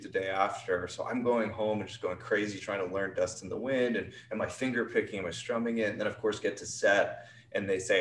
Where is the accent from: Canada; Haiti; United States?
Canada; moved away; also born or lived in England; I'm Canadian, so I was an international student.